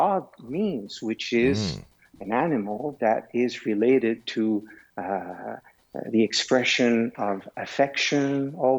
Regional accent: Canada; also born or lived in Switzerland; I am Canadian, but I am also Swiss.

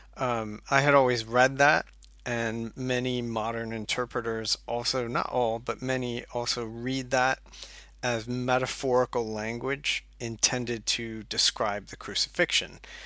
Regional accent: United States; moved away as an adult; also born or lived in Scotland / Durham, North Carolina; now in St Andrews, United Kingdom; you can tell from my accent, um, that I am originally from the U S

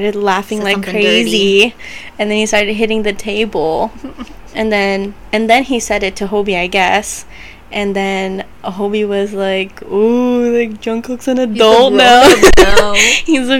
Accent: San Diego, California, United States; San Diego is pretty big. Like, I went to middle school and high school here, and so did Myrna.

